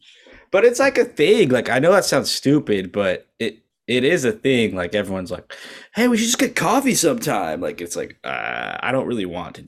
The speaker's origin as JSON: {"language": "English", "country": "Canada", "said": "Unfortunately, I am a Christian. I'm a Canadian."}